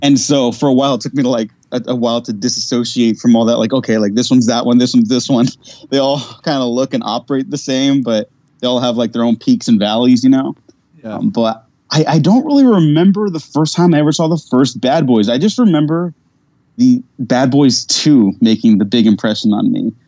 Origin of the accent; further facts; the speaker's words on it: United States; I, am Mexican, but i I was born in America